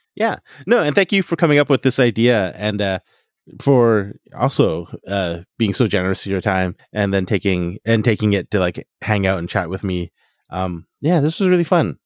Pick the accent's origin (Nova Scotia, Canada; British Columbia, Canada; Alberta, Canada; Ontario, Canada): Alberta, Canada; Fort McMurray; I grew up in Fort McMurray, Alberta